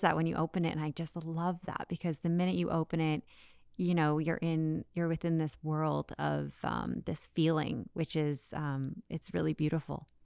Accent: Canada; as a Canadian

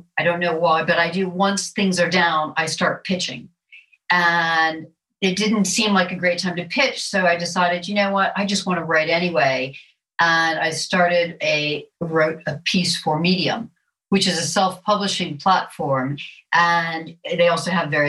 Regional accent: Florida, United States; accent: American; also born or lived in Wimbledon, London; now in London, United Kingdom; as you can hear from my accent, I am an American and I'm a native Floridian

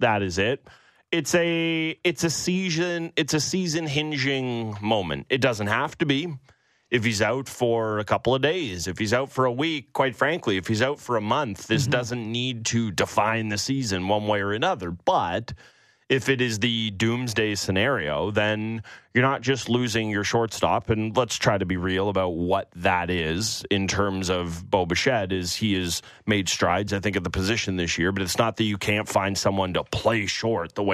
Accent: West End of the GTA, Ontario, Canada; We're both from West End of the GTA

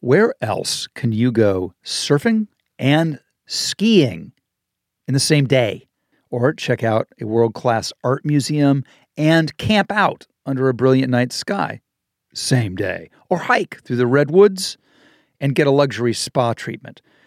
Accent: Midwest, United States; moved away; I'm from the Midwest

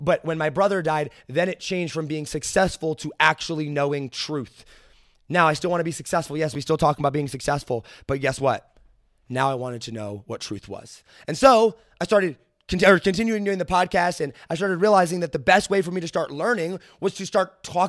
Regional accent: Midwest, United States; I understand that I am a white male growing up in Midwest America with a family whose parents are not divorced.

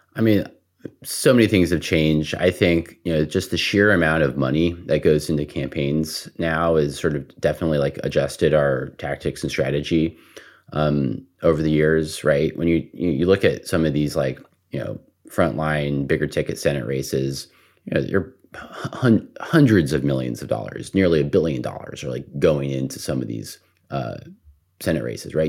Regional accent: El Paso, Texas, United States; I grew up in El Paso, Texas

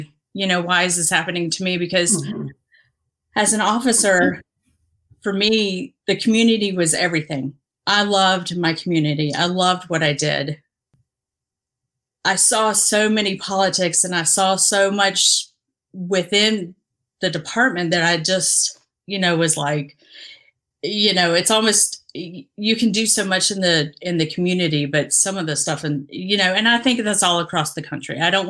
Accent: Dominican Republic; also born or lived in Haiti / Mexico; But I grew up in the Dominican Republic, had lived a little, a year in Haiti, a year in Mexico. So I grew up all over, but spent most of my years in the Dominican.

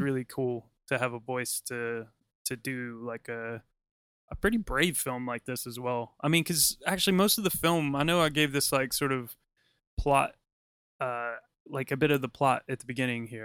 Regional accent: United States; as an American

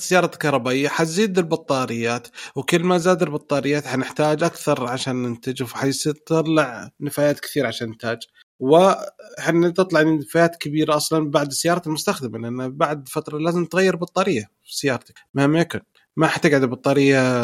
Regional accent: Saudi Arabia; عندنا في السعودية

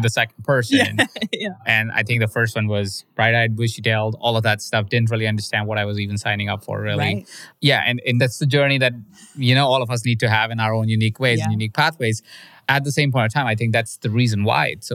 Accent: India; moved away; I grew up in India

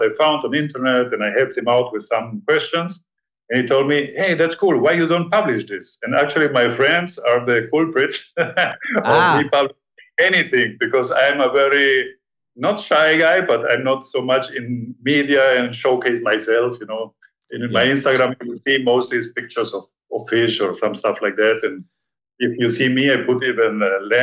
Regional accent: Peru; now in Panama; I was born in Peru

